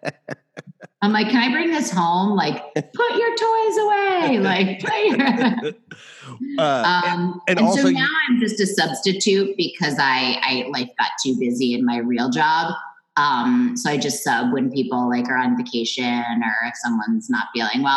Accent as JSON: {"language": "English", "town": "New York City", "region": "New York", "country": "United States", "tie": "born or raised there", "moved": "as an adult", "lives_now": "Westport, Connecticut, United States", "said": "I grew up in Manhattan"}